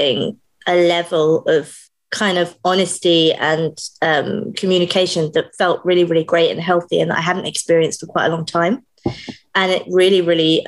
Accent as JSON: {"language": "English", "country": "United Kingdom", "said": "I am British"}